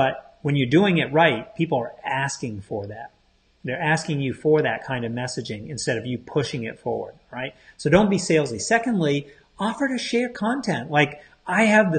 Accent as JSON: {"language": "English", "region": "Maine", "country": "United States", "said": "I'm from Maine, on the coast of Maine, where we pay attention to our tides"}